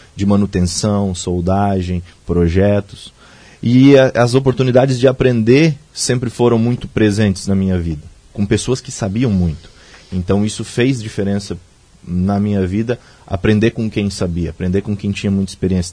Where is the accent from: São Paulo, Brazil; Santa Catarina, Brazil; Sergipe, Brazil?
Santa Catarina, Brazil; Joinville, Presidente Nereu; depois que eu nasci em Joinville, depois quando criança, início da adolescência, a gente foi morar numa cidade muito pequena, uma das menores do estado, Presidente Nereu